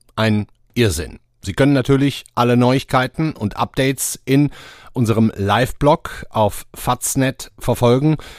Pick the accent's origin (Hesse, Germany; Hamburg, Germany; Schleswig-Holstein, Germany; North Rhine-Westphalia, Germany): North Rhine-Westphalia, Germany; Duisburg; moved away; in meiner Heimatstadt Duisburg